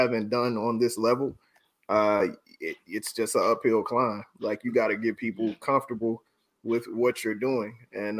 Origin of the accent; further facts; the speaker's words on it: Oakland, California, United States; I'm from East Oakland.